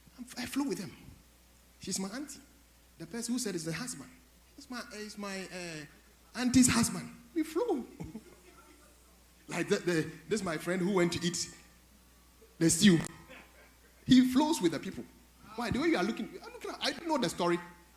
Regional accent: Kumasi, Ashanti, Ghana; because I'm from Kumasi, I want to speak to you sometimes.

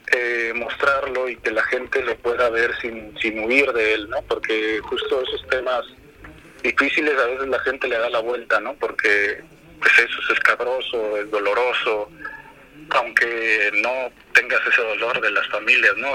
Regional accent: Zacatecas, Mexico; Soy originado de Zacatecas

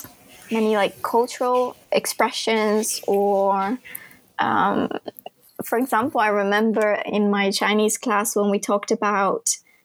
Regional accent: Italy; first language Italian; English is a second language; wouldn't say it's similar to Italian, which is my native language, but you guess that you have subject, you have verb, you have object, and you hear English a lot in Europe. So I grew up watching movies in English

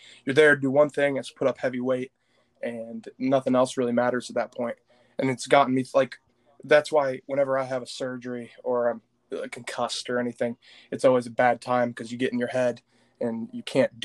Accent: Flint, Michigan, United States; also born or lived in Linden, Michigan; I graduated 2017 out of Lake Fenton High School in Linden, Michigan. I'm from Flint, Michigan

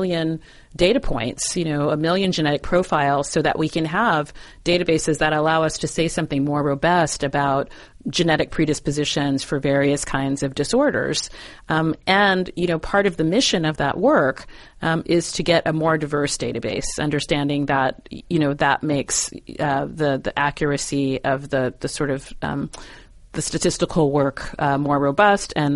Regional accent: San Diego, California, United States; moved away; my hometown of San Diego

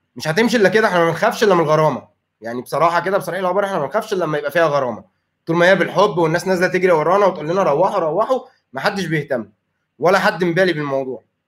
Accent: Egypt; عندنا في مصر

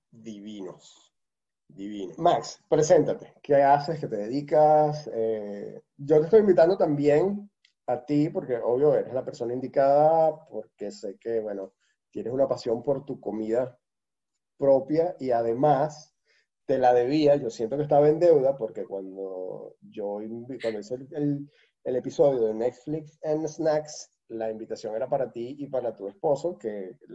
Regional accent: Mexico; soy mexicana.

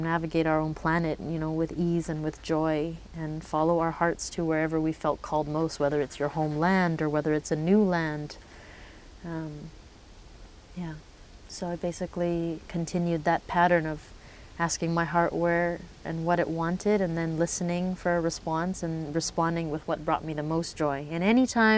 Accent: Vancouver, British Columbia, Canada; I grew up in Vancouver

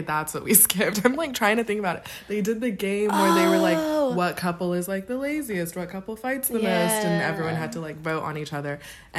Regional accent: United States; Like, I know I'm from America

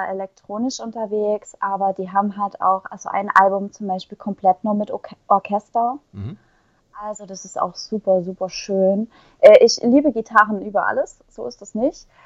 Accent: Saxony, Germany; accent: Erzgebirge dialect; Also äh, ich bin im Erzgebirge groß geworden.

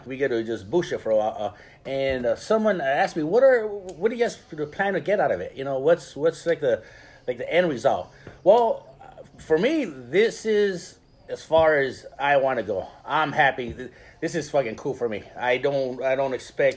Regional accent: Ensenada, Baja California, Mexico; I was born in Ensenada, and I grew up eating clams and pata de mula

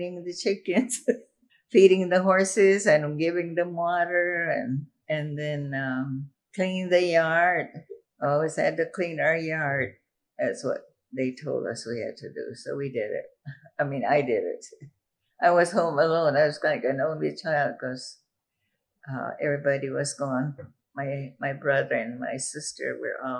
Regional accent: Arizona, United States; also born or lived in Sacaton, Arizona; where did I grow up? Here.

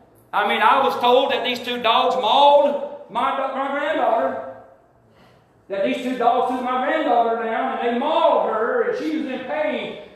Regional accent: Alabama, United States; now in Georgia, United States; I grew up in Alabama. I got Alabama blood running through my veins, brother.

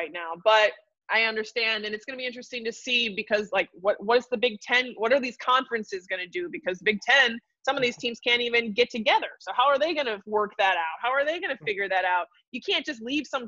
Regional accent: Milwaukee, Wisconsin, United States; growing up in Wisconsin

